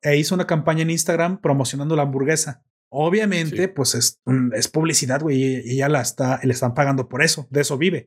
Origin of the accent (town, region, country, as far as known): Mexico